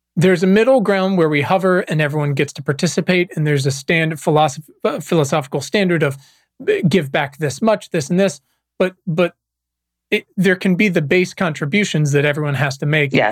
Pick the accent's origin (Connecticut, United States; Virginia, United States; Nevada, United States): Virginia, United States; moved away as an adult; also born or lived in Los Angeles; I was born and raised in Virginia, and I've spent the past uh, 20 years bouncing around, but uh, past 12 years in Los Angeles